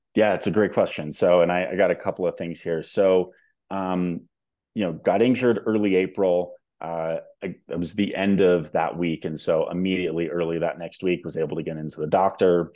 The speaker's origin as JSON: {"language": "English", "region": "Southern California", "country": "United States", "moved": "yes", "lives_now": "Denver, United States", "said": "I am calling in from Denver, Colorado. Uh, originally from Southern California, actually."}